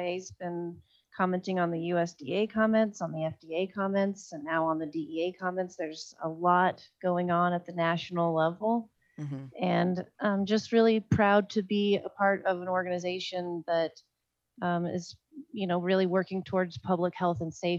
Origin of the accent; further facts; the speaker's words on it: Oklahoma, United States; moved away; also born or lived in Colorado; My home state of Oklahoma